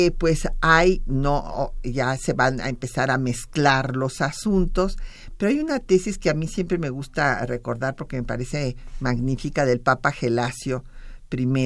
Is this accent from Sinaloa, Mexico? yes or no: yes; Sinaloa, Mexico; tenemos el gran gusto de que nos acompañe un paisano, yo me siento sinaloense, así es que un paisano sinaloense